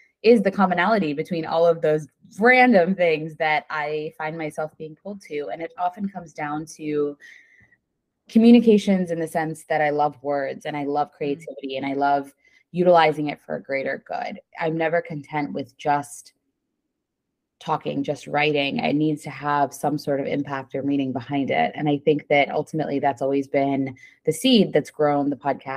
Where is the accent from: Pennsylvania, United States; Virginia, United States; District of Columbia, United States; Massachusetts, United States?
Pennsylvania, United States; State College; I grew up in State College and went to Penn State